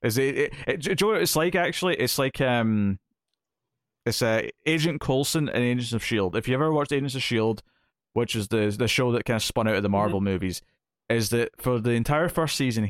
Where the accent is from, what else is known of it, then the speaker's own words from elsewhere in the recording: San Francisco, California, United States; I grew up in San Francisco.